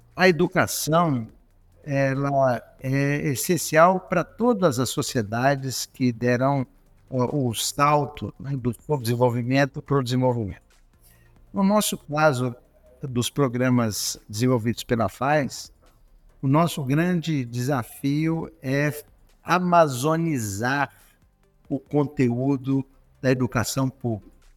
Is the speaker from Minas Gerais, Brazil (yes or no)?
yes; Belo Horizonte, Minas Gerais, Brazil; moved away; also born or lived in United States; eu nasci em Belo Horizonte, estudei num colégio jesuíta, Colégio Loyola